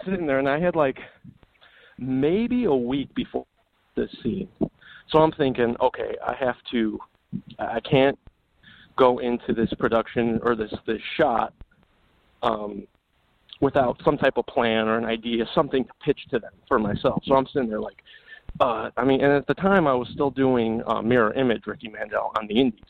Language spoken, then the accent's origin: English; Illinois, United States; also born or lived in California; now in Las Vegas, United States; I was born and raised in Illinois